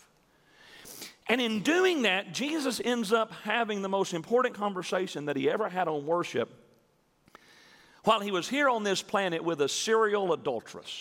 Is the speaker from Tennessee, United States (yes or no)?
yes; Milan, Tennessee, United States; growing up in Milan, Tennessee, which is a little small town north of Jackson